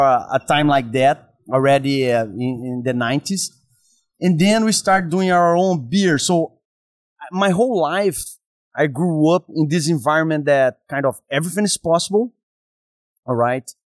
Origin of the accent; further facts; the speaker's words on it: Brazil; accent: Brazilian; English is a second language; moved away; also born or lived in San Diego; As you can listen by my accent, I'm from Brazil. Okay. Yeah. I was born and raised inside of restaurants